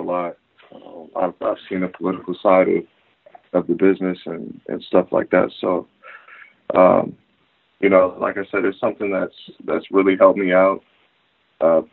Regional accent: San Diego, California, United States; moved away as an adult; also born or lived in Oklahoma; We're all from San Diego

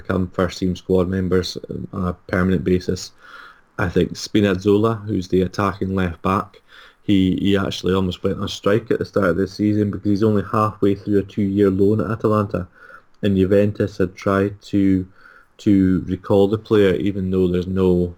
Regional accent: Scotland, United Kingdom; I'm Scottish

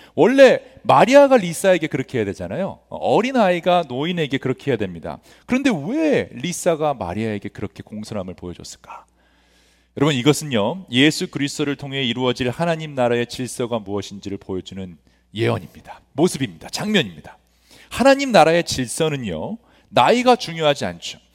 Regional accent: Los Angeles, California, United States; 저도 굉장히 안 좋은 학군에서 이스트 LA라는 곳에서 성장을 했는데

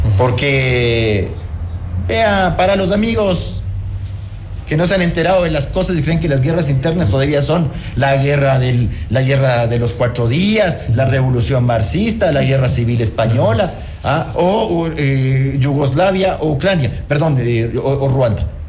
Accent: Ecuador; esos somos los ecuatorianos

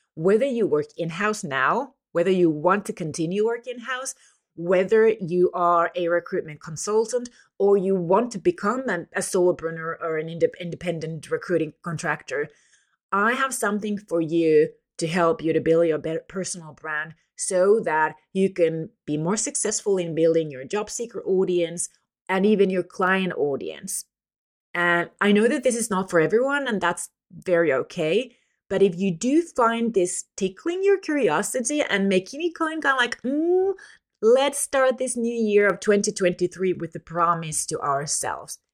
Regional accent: Finland; from Finland

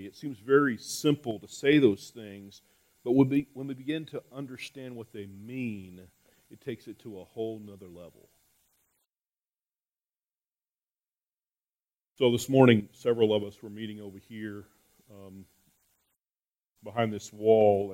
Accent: New Mexico, United States; moved away; I'm from New Mexico

